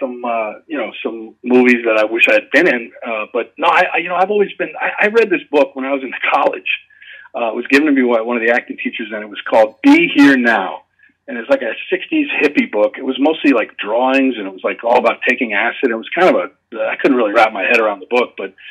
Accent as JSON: {"language": "English", "town": "Shoreham", "region": "New York", "country": "United States", "tie": "born or raised there", "said": "I grew up in Shoreham on Long Island."}